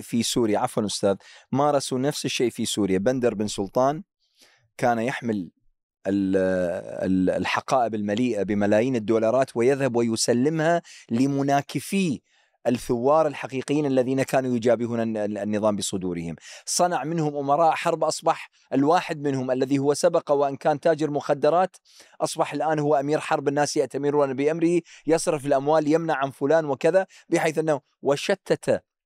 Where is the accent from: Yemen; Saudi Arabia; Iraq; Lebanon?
Iraq; accent: Iraqi; مثل ما نقول احنا بالعراقي